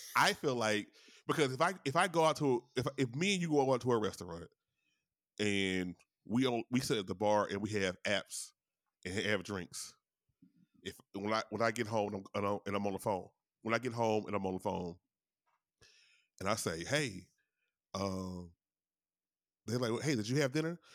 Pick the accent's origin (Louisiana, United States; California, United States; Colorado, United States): Louisiana, United States; in Louisiana, my home state